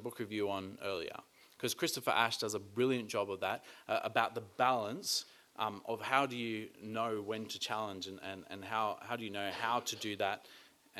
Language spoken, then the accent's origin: English; Australia; being Australian